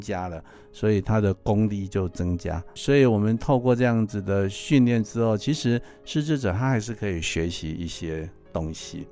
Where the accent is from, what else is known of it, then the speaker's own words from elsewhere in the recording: Taiwan; 我们中国人， 我们台湾人或者是老人家，我们很难把这个爱能够说出口